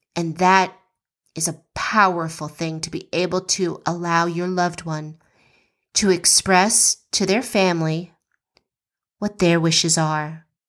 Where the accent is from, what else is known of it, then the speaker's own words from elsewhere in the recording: West Coast, United States; now in Georgia, United States; We grew up on the West Coast